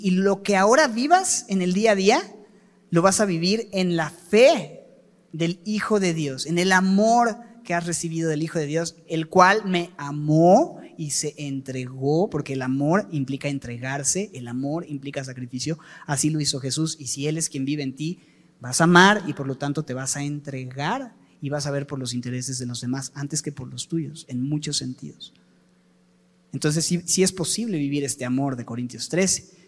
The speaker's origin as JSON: {"language": "Spanish", "country": "Mexico", "said": "aquí es donde yo vivo y soy mexicano y a mucha honra"}